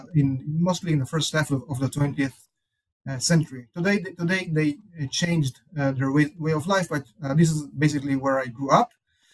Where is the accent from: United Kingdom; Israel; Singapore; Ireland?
Israel; Kibbutz Shamir, Northern District; moved away as an adult; also born or lived in Tel Aviv / Chicago / New York / Montreal; So I grew up in Israel in a place called Kibbutz Shamir. It's in the north of Israel.